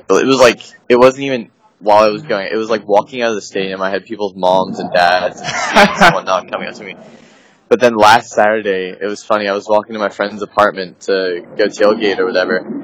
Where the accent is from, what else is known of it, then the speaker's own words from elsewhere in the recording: Gainesville, Florida, United States; moved away as an adult; now in Orlando, United States; I came from Gainesville. I lived in Gainesville for 15 or 16 years.